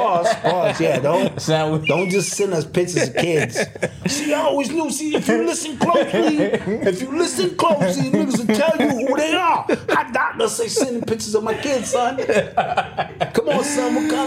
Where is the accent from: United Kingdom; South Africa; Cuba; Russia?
Cuba; Okay, so I come from Cuba.